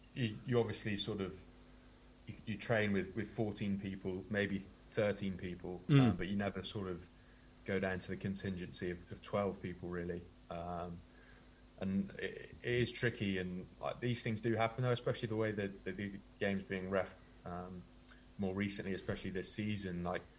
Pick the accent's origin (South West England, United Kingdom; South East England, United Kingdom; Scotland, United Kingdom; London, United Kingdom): South West England, United Kingdom; also born or lived in Indonesia; I was born in Devon. My dad works overseas, works in Indonesia, Singapore, that sort of area. And so, born in England, moved over to Indonesia when I was really young